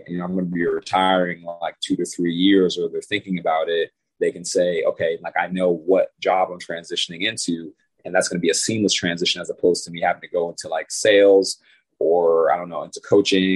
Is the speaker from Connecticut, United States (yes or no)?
yes; Bridgeport, Connecticut, United States; I'm from Bridgeport, Connecticut.